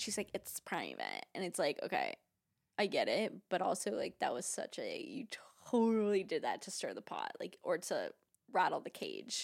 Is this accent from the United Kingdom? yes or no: no; Boca Raton, Florida, United States; we're just from Boca